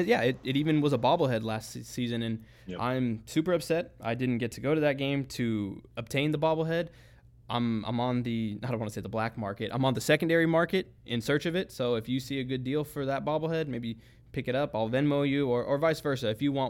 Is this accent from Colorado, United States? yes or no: no; the Bay Area, California, United States; I grew up in the Bay at the pinnacle of the hyphy movement